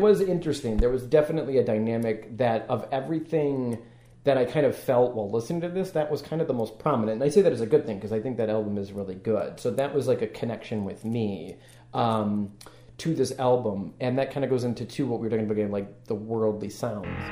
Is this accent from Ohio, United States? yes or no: no; Madison, Wisconsin, United States; now in Chicago, United States; I'm originally from Wisconsin